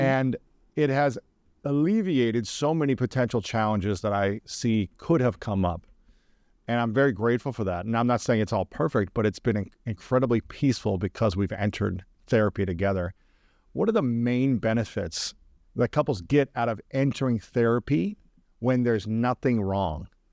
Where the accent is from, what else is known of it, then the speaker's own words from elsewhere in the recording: Ohio, United States; as a male growing up in Ohio